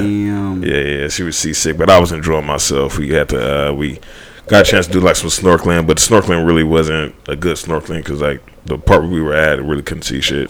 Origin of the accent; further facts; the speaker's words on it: Houston, Texas, United States; moved away; I am from Houston